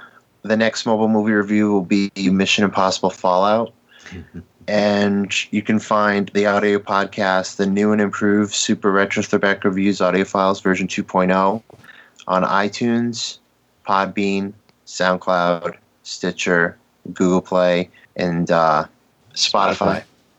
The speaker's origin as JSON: {"language": "English", "region": "Connecticut", "country": "United States", "tie": "born or raised there", "said": "Born and raised in Connecticut."}